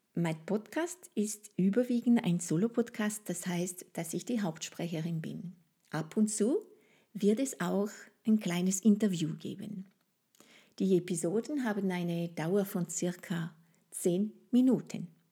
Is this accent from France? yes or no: yes; France; first language French; German is a second language; moved away as an adult; now in Austria; Wie du es bestimmt herausgehört hast, ist Frankreich meine Heimat. Ich lebe seit vielen Jahren in Österreich, aber die Liebe zu meiner Muttersprache und zu meinem Ursprungsland sind natürlich noch sehr präsent